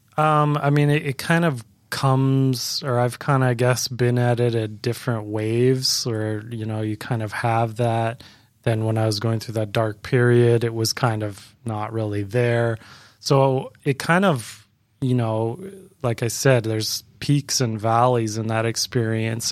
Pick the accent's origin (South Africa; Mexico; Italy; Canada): Canada; moved away as an adult; now in Florida, United States; I'm originally from Canada